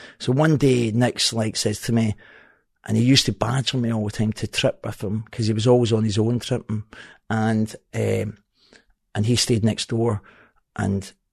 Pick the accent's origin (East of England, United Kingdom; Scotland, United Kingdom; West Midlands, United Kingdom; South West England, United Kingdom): Scotland, United Kingdom; Glasgow; now in Helensburgh, United Kingdom; I'm from Partick. I says, from Partick, but I stay in Helensburgh